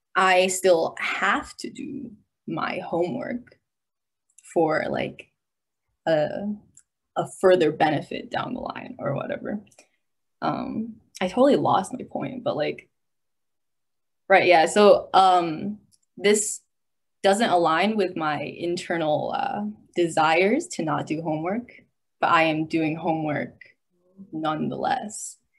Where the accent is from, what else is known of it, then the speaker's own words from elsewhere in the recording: United States; also born or lived in China; I was born in China, but I grew up in America